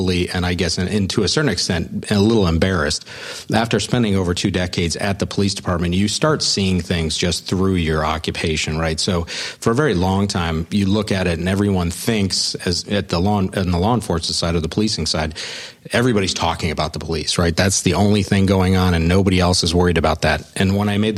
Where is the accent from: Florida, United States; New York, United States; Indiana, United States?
Florida, United States; Sarasota; I grew up in Sarasota, went to college up north